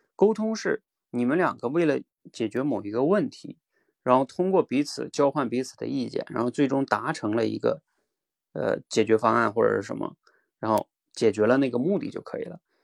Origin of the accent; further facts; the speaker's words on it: China; 比如说像我们中国人啊，就是每年春运的大军